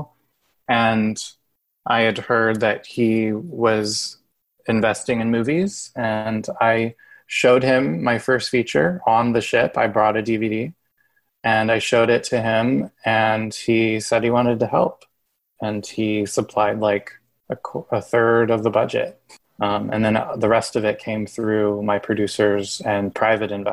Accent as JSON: {"language": "English", "region": "Illinois", "country": "United States", "tie": "born or raised there", "moved": "yes", "said": "in Illinois, in my hometown"}